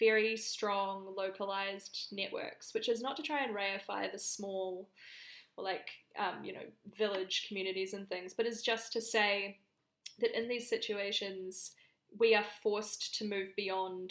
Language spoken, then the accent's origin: English; Canterbury, New Zealand; accent: New Zealand; moved away as an adult; now in Sydney, Australia; I'm from Canterbury in New Zealand and I was there for the earthquakes